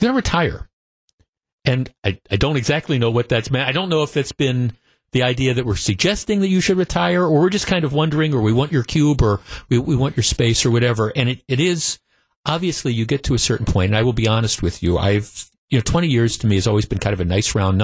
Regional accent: Wisconsin, United States; work at the radio station the biggest stick in the state in the my hometown

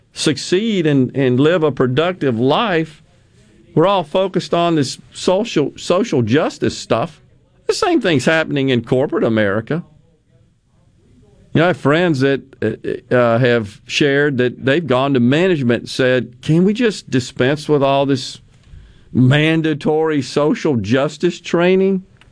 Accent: Okinawa, Japan; When I was growing up in Okinawa, we had typhoons spun the opposite way from a hurricane.

